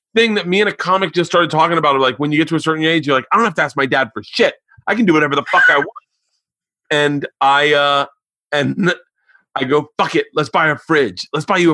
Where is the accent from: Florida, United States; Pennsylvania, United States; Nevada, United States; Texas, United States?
Florida, United States; I grew up in Florida